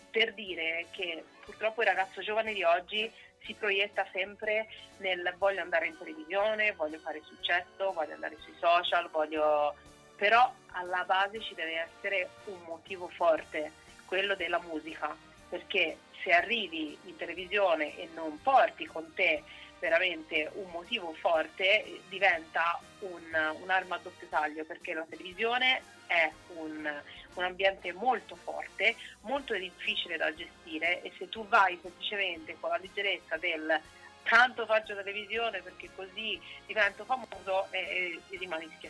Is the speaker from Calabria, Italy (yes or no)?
no; Tuscany, Italy; now in Turin, Italy; Io sono toscana, ma abito in Piemonte da sei anni